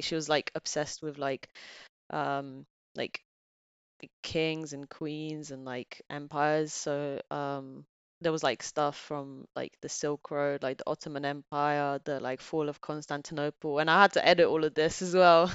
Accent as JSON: {"language": "English", "country": "Bulgaria", "tie": "born or raised there", "also_born_or_lived": "England", "moved": "yes", "lives_now": "United Kingdom", "said": "my family's back there"}